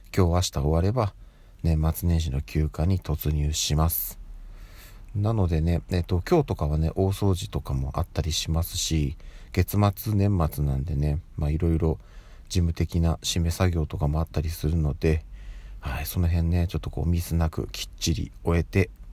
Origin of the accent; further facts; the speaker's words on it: Tokyo, Japan; 私はずっともう東京生まれ東京育ちでやってるので